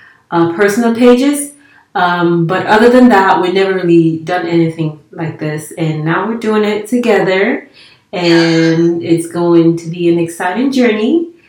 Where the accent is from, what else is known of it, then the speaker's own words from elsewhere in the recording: Nigeria; English is a second language; also born or lived in Italy; So I'm Nigerian. I used to live in Italy, and then I moved here, so there's no nothing like all around the world.